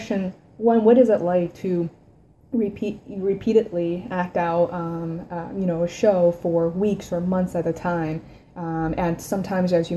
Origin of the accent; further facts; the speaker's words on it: China; moved away; growing up in China